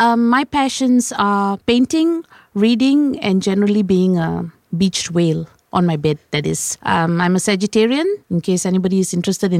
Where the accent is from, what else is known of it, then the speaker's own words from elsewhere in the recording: Kuala Lumpur, Malaysia; I'm born in KL, raised in Klang, love Bak Kut Teh.